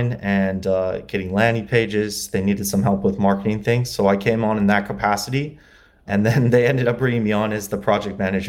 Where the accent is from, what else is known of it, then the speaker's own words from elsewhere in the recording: LaGrange, Indiana, United States; moved away as an adult; also born or lived in Muncie, Indiana; now in Los Angeles, United States; I grew up in Indiana, LaGrange, Indiana. It's near South Bend